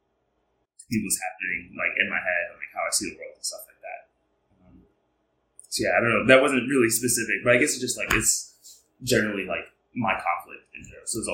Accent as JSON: {"language": "English", "town": "New York City", "region": "New York", "country": "United States", "tie": "born or raised there", "said": "I am from Harlem, New York, born and raised"}